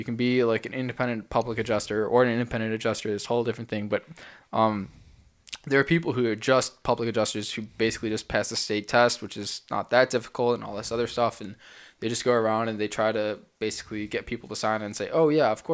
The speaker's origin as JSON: {"language": "English", "region": "Illinois", "country": "United States", "said": "In Illinois, it's different because I'm from Illinois."}